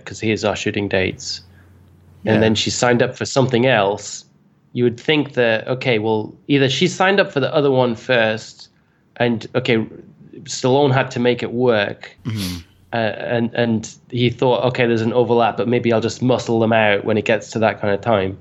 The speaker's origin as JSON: {"language": "English", "country": "United Kingdom", "said": "I'm British"}